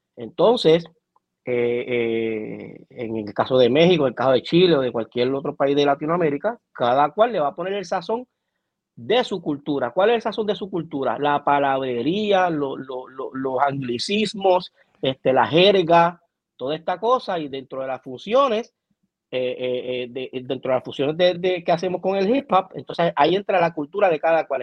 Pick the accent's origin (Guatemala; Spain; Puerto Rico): Puerto Rico; como puertorriqueño